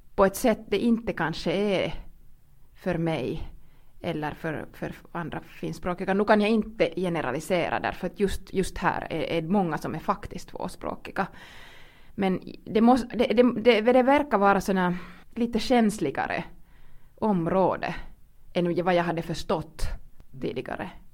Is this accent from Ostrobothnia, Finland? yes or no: no; Kuopio, North Savo, Finland; first language Finnish; Swedish is a second language; moved away; Jag är ursprungligen från Kuopio, östra Finland och var såna, förstås gick i skolan med det som vi väldigt tydligt kallade för tvångssvenskan